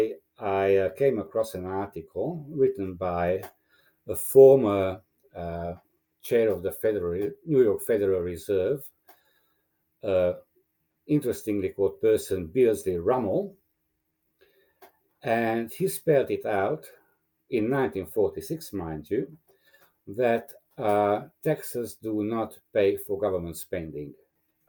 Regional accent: Romania; English is a second language; moved away as an adult; now in Australia; I was born in Romania as a Hungarian minority person, and we ended up leaving when I was around 20 from the Ceausescu regime

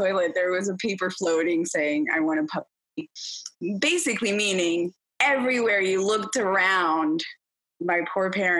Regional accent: Venezuela; moved away; I grew up in Venezuela. That's where I'm originally from.

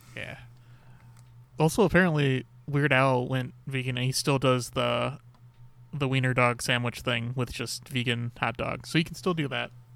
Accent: Chicago, Illinois, United States; I'm from Chicago

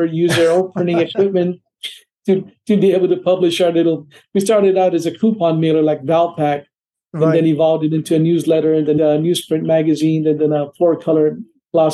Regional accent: India; now in Atlanta, United States; I'm originally from India

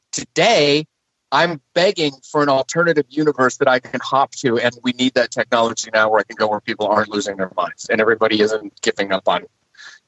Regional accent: the West, United States; I'm normal and from the West

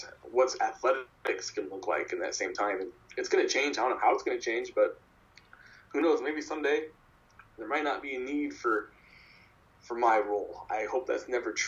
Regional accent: Broken Bow, Nebraska, United States; moved away as an adult; My hometown newspaper in Brokenbow, Nebraska, called the Custer County Chief

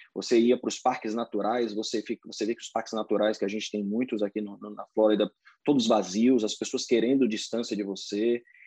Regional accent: Salvador, Bahia, Brazil; moved away as an adult; now in Orlando, United States; eu fui criado em escola de inglês em Salvador

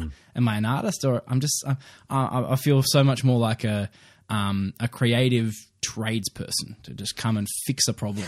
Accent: Queensland, Australia; I'm a Queenslander.

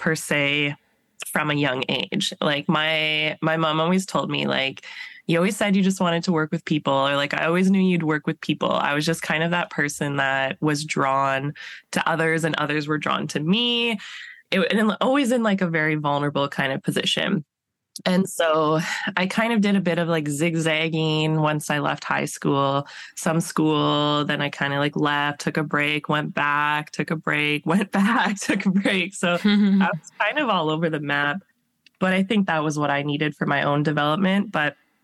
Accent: Alberta, Canada; moved away as an adult; now in British Columbia, Canada; I'm originally from Alberta, so I did my undergrad in Alberta

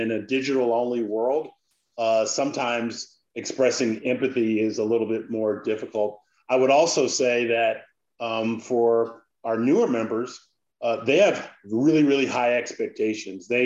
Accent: Washington, District of Columbia, United States; I grew up in the Washington D.C. area.

